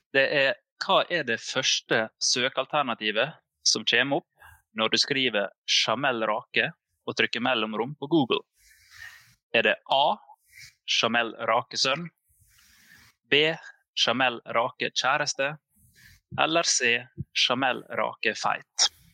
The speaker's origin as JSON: {"language": "Norwegian", "town": "Fosnavåg", "region": "Møre og Romsdal", "country": "Norway", "moved": "yes", "said": "jeg var hjemme i Fosnavågen i fem uker."}